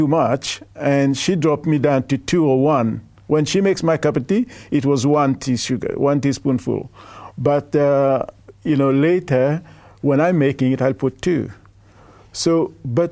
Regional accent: Mauritius; now in Australia; I'm originally from Mauritius

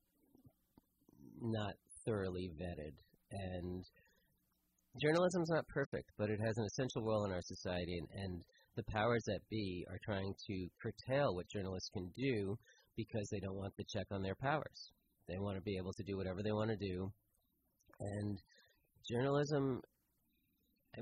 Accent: East Coast, United States; I grew up on the East Coast.

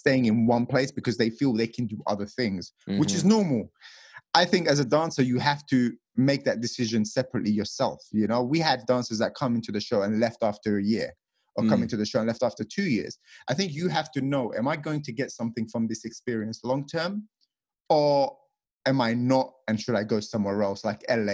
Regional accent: England, United Kingdom; moved away as an adult; also born or lived in Las Vegas, United States; I come from England where the houses are tiny for the amount of money you have to pay

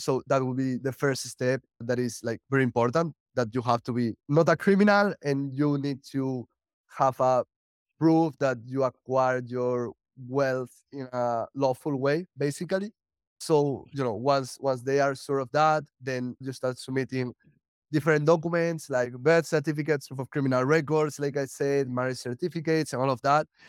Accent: Spain; moved away as an adult; also born or lived in United States; now in Portugal; I'm originally from Spain

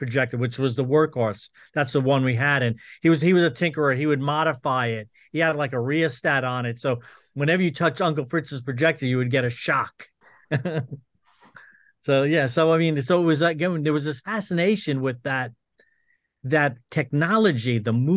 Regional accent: Long Island, New York, United States; we grew up on Long Island

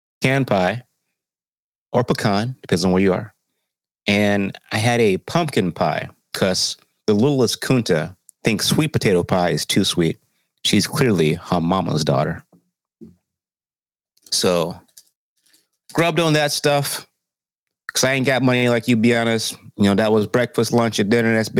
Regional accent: the South, United States; I'm from the South

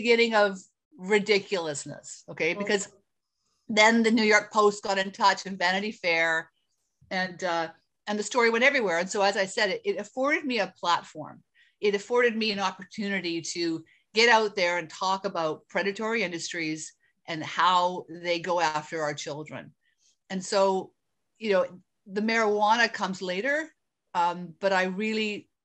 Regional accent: Canada; I am Canadian.

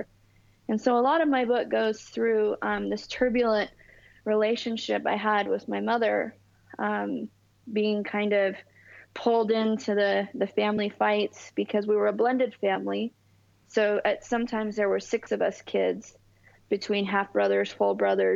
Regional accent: Southern California, United States; also born or lived in East Coast of the United States; Well, I'm from Southern California. I was born on the East Coast of the United States. And then when I was just a wee baby, my mother moved us to Southern California.

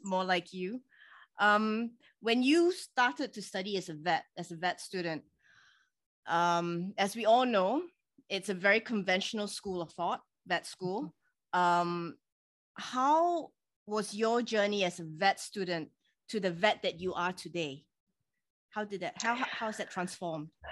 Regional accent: Singapore; my home country, Singapore

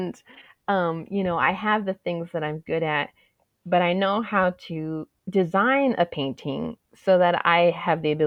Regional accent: Tucson, Arizona, United States; I was raised in the South Side. My family has history there

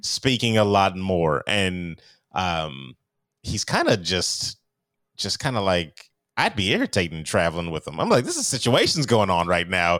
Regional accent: California, United States; I'm a Californian

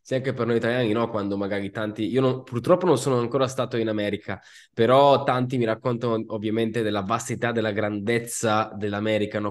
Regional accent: Sicily, Italy; Io sono siciliano

